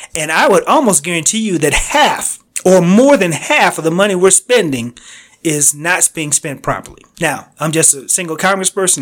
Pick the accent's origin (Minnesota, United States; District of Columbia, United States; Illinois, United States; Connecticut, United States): Connecticut, United States; I grew up in Connecticut on the East Coast.